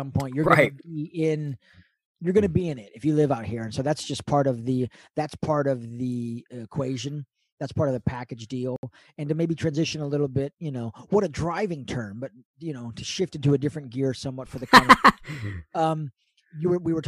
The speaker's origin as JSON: {"language": "English", "region": "California", "country": "United States", "tie": "born or raised there", "said": "I've grown up in California my whole life"}